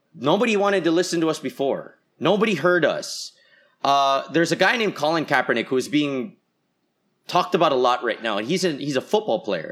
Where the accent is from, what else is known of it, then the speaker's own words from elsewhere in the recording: Philippines; as a Filipino